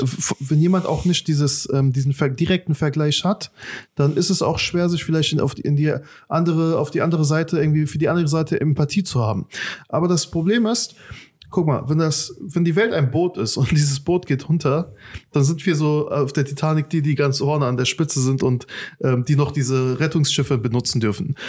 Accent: Afghanistan; now in Germany; in meinem Herkunftsland ist sehr, sehr krasse Armut in Afghanistan.

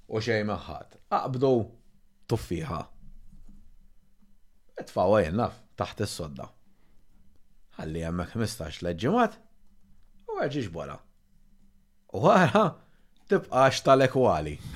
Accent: Malta; Għax Malti.

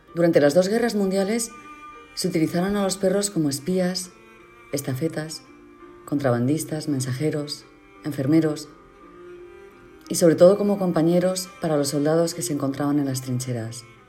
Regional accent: Spain; Somos, a diferencia de Francia y la mayoría de Europa, un país eminentemente perruno

